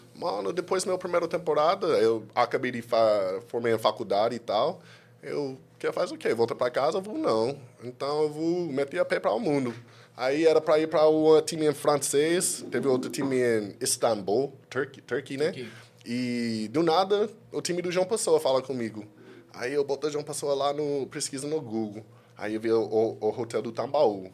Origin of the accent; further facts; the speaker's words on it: California, United States; Portuguese is a second language; moved away as an adult; also born or lived in Washington DC; now in Brazil; eu sou de Califórnia, sou dos Estados Unidos